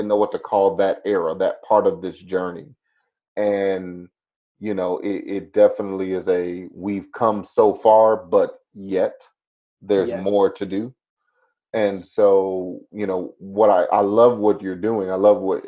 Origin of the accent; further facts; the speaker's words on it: Chicago, Illinois, United States; I grew up in the Chicago area, spent some of my time in the heart of Chicago, most of my time in the suburbs